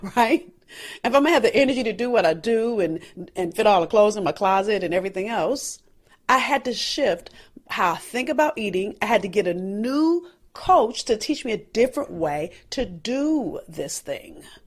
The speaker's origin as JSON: {"language": "English", "town": "Los Angeles", "region": "California", "country": "United States", "said": "I'm from South Central L A."}